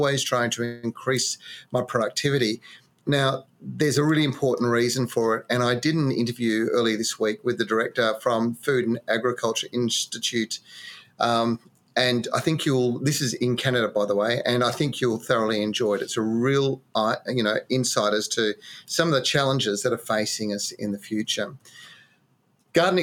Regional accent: Western Australia, Australia; moved away; my home state

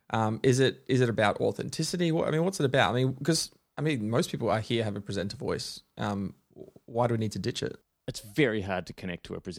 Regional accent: Melbourne, Victoria, Australia; I was born in Melbourne, Melbourne, Australia.

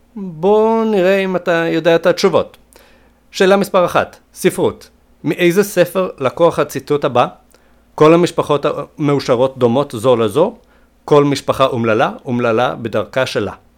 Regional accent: Sweden; נולדתי בשוודיה

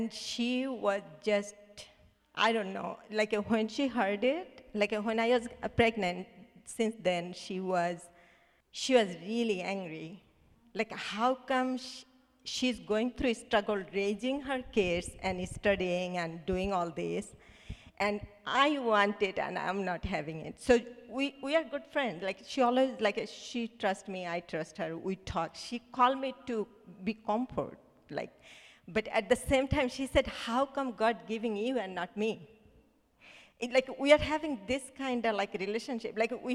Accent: Bangladesh; English is a second language; moved away as an adult; We are six sisters, and you know, I'm from Bangladesh

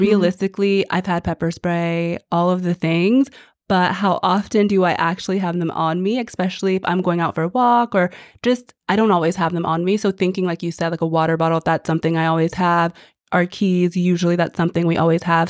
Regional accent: Texas, United States; So I grew up in Texas and we literally say hi and smile at everyone

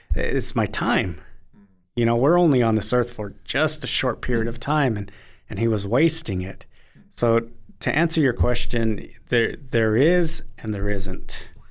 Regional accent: United States; moved away as an adult; also born or lived in Italy; I'm American Indian living in Italy

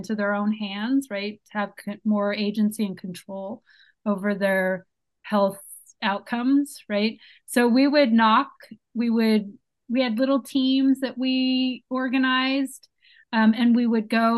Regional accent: San Francisco, California, United States; moved away as an adult; also born or lived in Brazil; now in Los Angeles, United States; I'm originally from San Francisco, but have lived in LA for the last 8 years

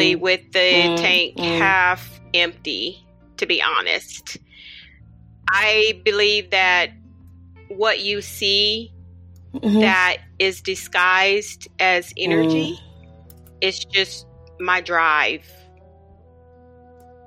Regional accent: Oklahoma City, Oklahoma, United States; I grew up here in Oklahoma City. I was born and raised here.

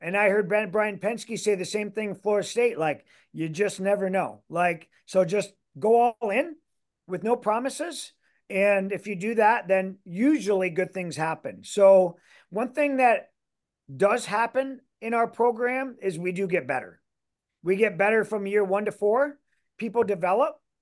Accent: Canada; moved away as an adult; also born or lived in Michigan; now in Iowa, United States; I am Canadian

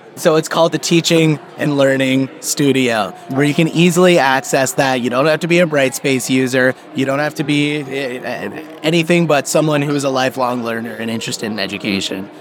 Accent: Brampton, Ontario, Canada; I was actually uh, born and raised in Brampton.

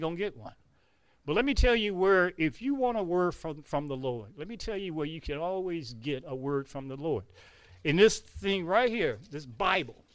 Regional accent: Detroit, Michigan, United States; moved away as an adult; now in North Carolina, United States; I am from here, Detroit, Michigan, born, raised, right, homegrown in the city.

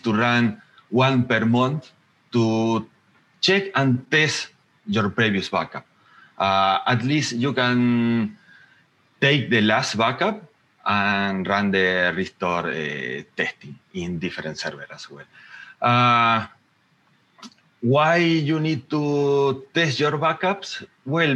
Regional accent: Argentina; now in Mendoza, Argentina; I am from Argentina, living in Mendoza City.

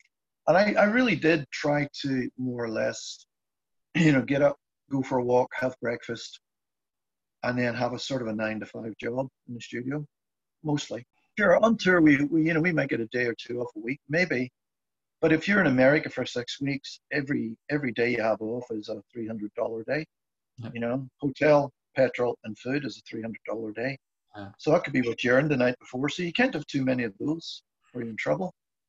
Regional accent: Ireland; I mean, I knew some of it because I grew up in Ireland

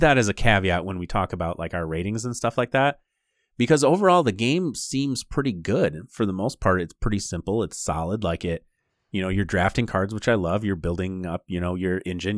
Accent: Michigan, United States; we're from Michigan. So our podcast is primarily based in, like, the Michigan area

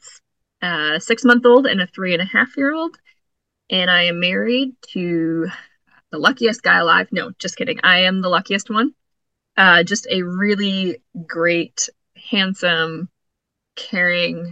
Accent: North Dakota, United States; moved away as an adult; also born or lived in Glens Falls, New York; now in New York, United States; coming from North Dakota and seminary in South Dakota

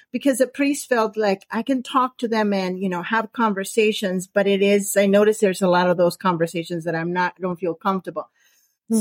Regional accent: San Diego, California, United States; I am from San Diego, California, right next to the border to Mexico

